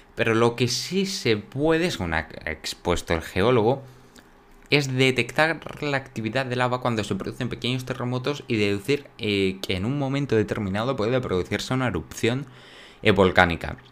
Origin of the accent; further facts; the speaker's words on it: Spain; en mi país